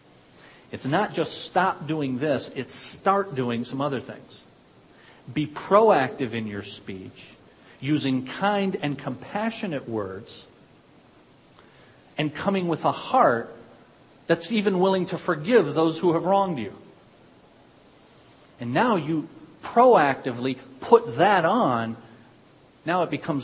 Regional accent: United States; I'm an American

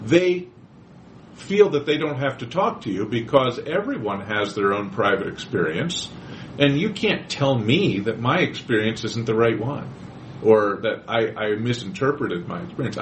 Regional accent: Quakertown, Pennsylvania, United States; I grew up in Quakertown. That's my hometown. It's Quakertown.

